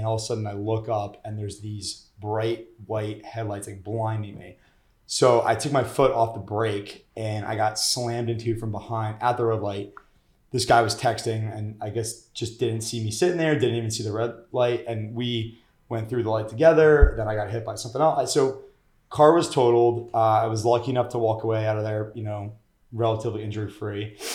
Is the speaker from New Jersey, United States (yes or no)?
yes; Montville, New Jersey, United States; now in New York City, United States; I grew up in Jersey.